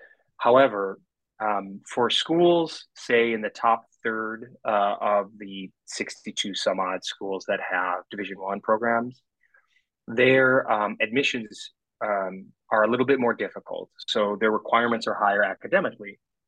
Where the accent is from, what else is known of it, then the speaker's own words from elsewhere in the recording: Midwest, United States; Remember, I'm a boy from the Midwest, so going to school out east was never on my mind.